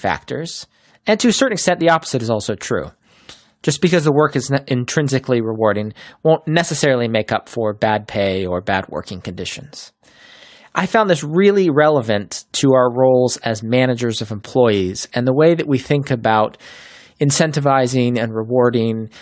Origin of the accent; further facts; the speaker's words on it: Chapel Hill, North Carolina, United States; I grew up in Chapel Hill